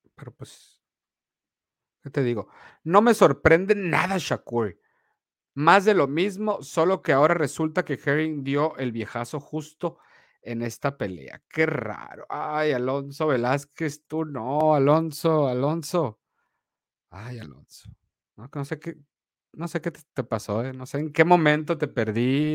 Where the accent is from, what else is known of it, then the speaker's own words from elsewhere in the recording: Sonora, Mexico; soy mexicano y me y sonorense